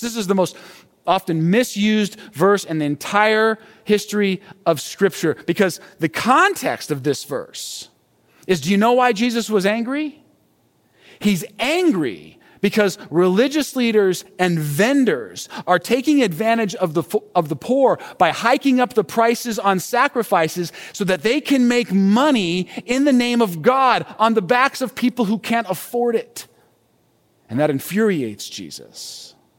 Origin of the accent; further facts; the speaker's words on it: United States; this way of thinking and living is actually very familiar for us as Americans